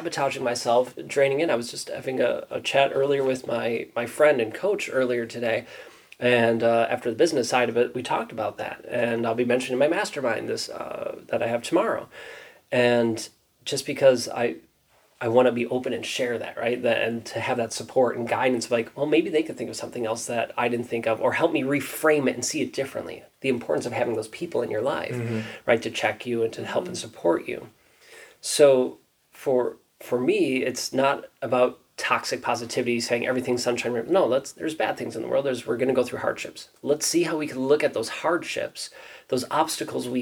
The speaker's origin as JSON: {"language": "English", "region": "Wisconsin", "country": "United States", "tie": "born or raised there", "said": "I grew up here in Wisconsin."}